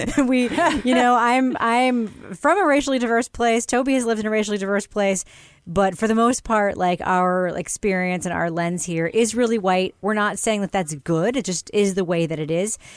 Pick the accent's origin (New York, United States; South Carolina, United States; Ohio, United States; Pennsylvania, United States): New York, United States; growing up in New York